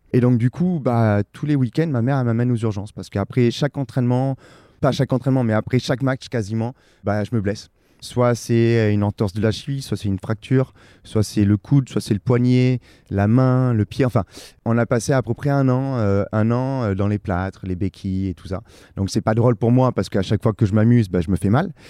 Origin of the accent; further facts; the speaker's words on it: Perpignan, Occitania, France; je suis originaire de Perpignan, j'ai grandi à Perpignan